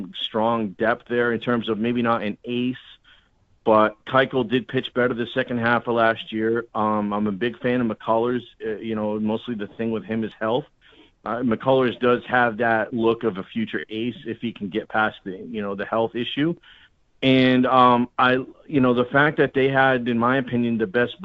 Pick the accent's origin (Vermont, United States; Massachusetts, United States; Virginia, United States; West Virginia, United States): Massachusetts, United States; Boston; moved away; I'm originally from Boston, so I'm a fan of the Red Sox